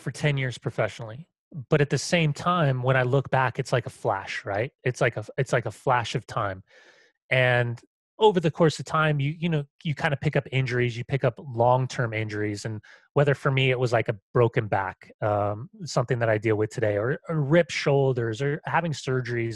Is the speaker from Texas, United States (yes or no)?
no; Southern California, United States; moved away; also born or lived in San Francisco; Growing up in Southern California, I have a gay father who lived in San Francisco and is HIV positive